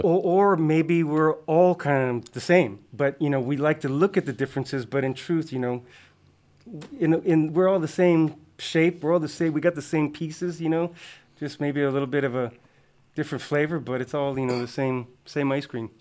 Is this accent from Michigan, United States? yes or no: no; Hawaii, United States; growing up in Hawaii